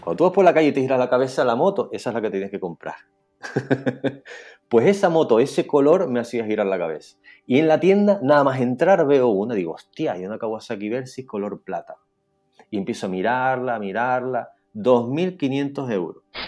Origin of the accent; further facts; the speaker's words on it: Santa Cruz de Tenerife, Canary Islands, Spain; Ahora mismo estoy en Santa Cruz de Tenerife, mi ciudad natal